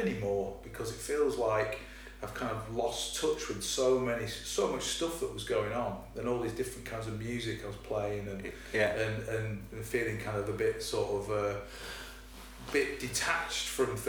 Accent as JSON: {"language": "English", "town": "Swinton", "region": "North West England", "country": "United Kingdom", "tie": "born there", "said": "That's why my dad moved there, because I was born in Swinton, you know."}